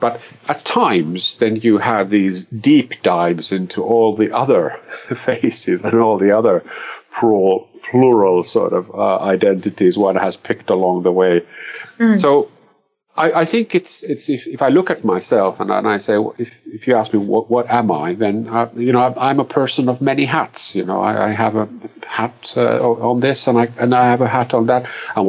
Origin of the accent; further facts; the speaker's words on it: Finland; also born or lived in Brazil; I am very much a Finn. I come from Finland, but then I'm not.